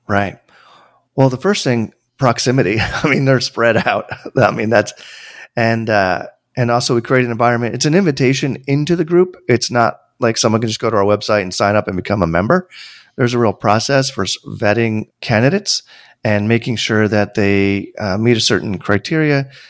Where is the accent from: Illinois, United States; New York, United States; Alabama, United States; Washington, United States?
New York, United States; Tarrytown; I grew up an hour north of New York City. for those who live in the New York area, that means, like, Westchester. I was born in Tarrytown